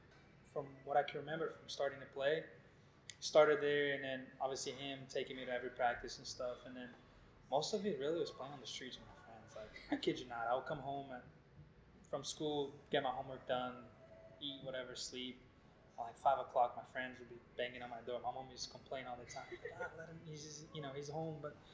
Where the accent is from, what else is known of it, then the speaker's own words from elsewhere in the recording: Brazil; moved away as an adult; now in Chattanooga, United States; Well, I'm from Brazil, so back home, from all I can remember, that's the first thing I started doing.